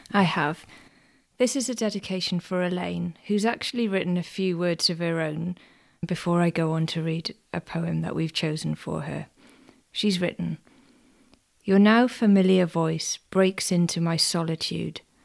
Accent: Welsh, Wales, United Kingdom; even being Welsh myself

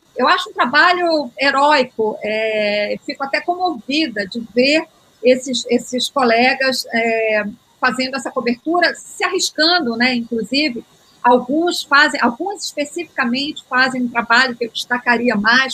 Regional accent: Belém, Pará, Brazil; moved away; also born or lived in Rio de Janeiro / Brasília; Eu sou paraense, estou fora de Belém há mais de 30 anos.

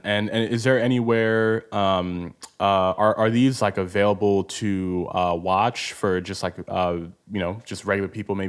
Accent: Nigeria; especially as a Nigerian myself

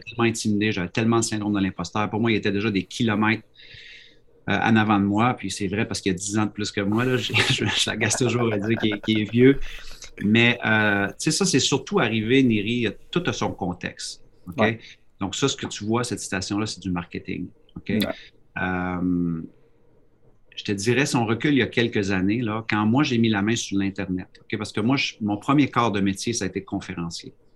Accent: Quebec, Canada; now in New Brunswick, Canada; je suis un Québécois, mais je suis au Nouveau-Brunswick.

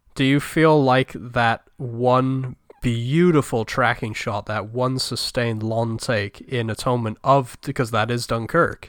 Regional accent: United Kingdom; I am British

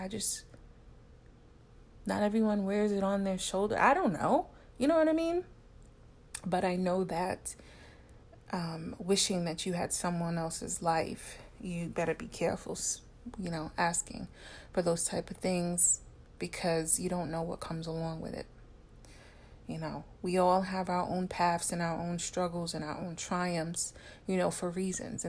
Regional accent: New York City, New York, United States; just New York City, in the tri-state area. And we all knew Wendy. You know, we grew up with Wendy on the radio

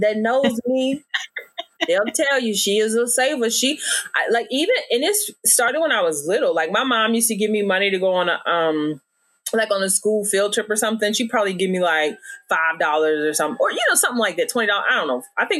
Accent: Virginia, United States; moved away as an adult; now in Dallas, United States; I'm a little bit country too, because I, you know, I'm from Virginia.

